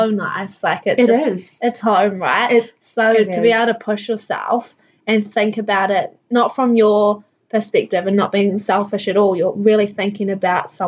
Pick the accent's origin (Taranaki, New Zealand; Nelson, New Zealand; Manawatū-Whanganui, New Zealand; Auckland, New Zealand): Manawatū-Whanganui, New Zealand; Palmerston North; Palmy's my hometown and so I have been here this whole time and I'm still here.